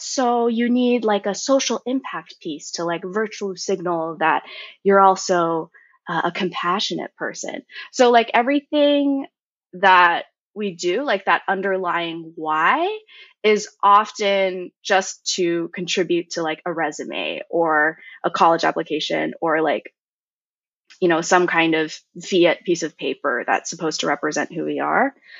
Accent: Cupertino, California, United States; also born or lived in Mountain View, California / Berkeley, California; I was born and raised in Cupertino, which is where Apple is.

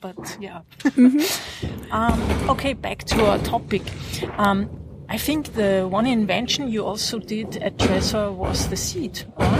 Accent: Vienna, Austria; I'm from Vienna or close to the Czech Republic.

